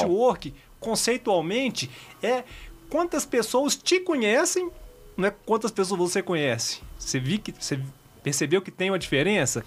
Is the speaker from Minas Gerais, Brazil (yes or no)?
yes; Belo Horizonte, Minas Gerais, Brazil; moved away; eu sou de Belo Horizonte